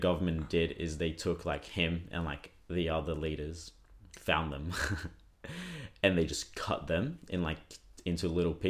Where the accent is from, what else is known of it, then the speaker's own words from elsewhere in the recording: Brazil; now in Australia; I grew up in Brazil